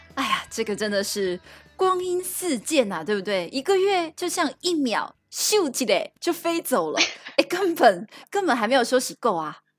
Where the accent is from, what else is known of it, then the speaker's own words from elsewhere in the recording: Taiwan; first language Taiwanese Hokkien; Chinese is a second language; 我一开始只会讲台语，所以我的母语算是台语